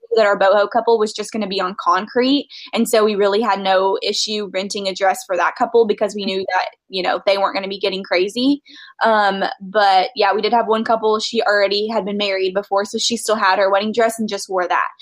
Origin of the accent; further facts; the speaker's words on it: Nashville, Tennessee, United States; I'm from Nashville